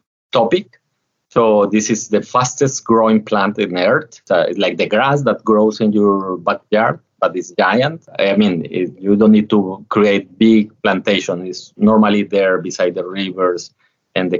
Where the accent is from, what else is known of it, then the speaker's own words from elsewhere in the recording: Colombia; moved away as an adult; now in Philippines; I originally came from a small town in the mountains of Colombia, coming from a family of coffee farmers